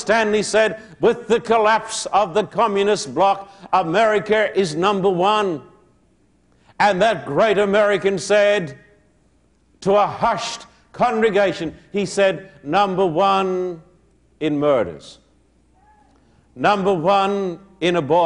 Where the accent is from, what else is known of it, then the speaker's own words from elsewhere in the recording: Australia; moved away as an adult; now in United States; I'm an Australian